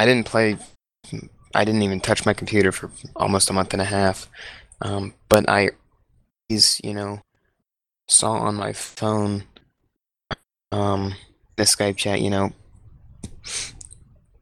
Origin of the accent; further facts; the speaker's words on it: United States; I'm from the United States of America.